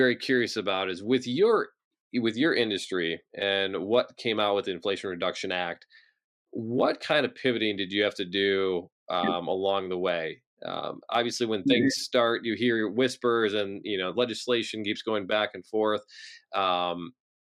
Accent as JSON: {"language": "English", "region": "Michigan", "country": "United States", "said": "I'm from Michigan"}